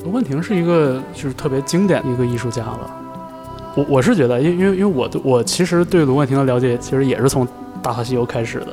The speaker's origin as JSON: {"language": "Chinese", "region": "Northeast China", "country": "China", "tie": "born or raised there", "said": "我在东北长大嘛"}